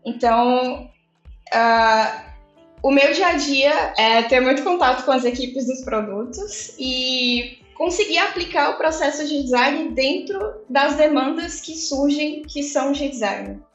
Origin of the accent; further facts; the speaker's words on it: Fortaleza, Ceará, Brazil; Eu sou de Fortaleza, né? Não, não mencionei isso, mas eu sou de Fortaleza, moro em Fortaleza.